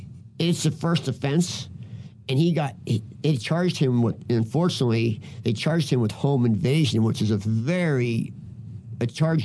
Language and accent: English; Philadelphia, Pennsylvania, United States; now in Minneapolis, United States; I'm from Philadelphia